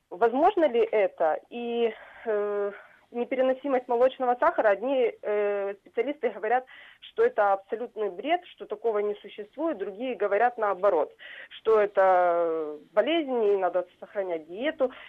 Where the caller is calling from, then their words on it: Simferopol, Crimea, Ukraine; я дозвонилась из Крыма, город Симферополь.